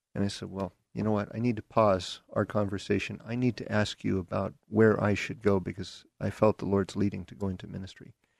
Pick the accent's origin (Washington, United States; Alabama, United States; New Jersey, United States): Washington, United States; Seattle; accent: Seattle; also born or lived in Derby, Kansas; I grew up in, uh, Seattle